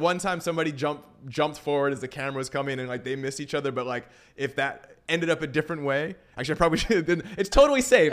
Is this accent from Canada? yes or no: yes; Vancouver, British Columbia, Canada; moved away as an adult; now in Los Angeles, United States; I'm from Vancouver, Canada originally.